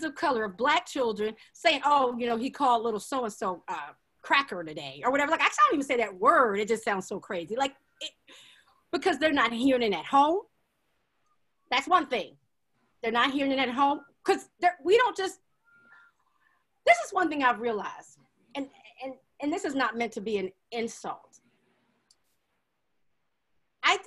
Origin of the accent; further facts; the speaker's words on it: Hampton, Virginia, United States; I grew up on Hampton University's campus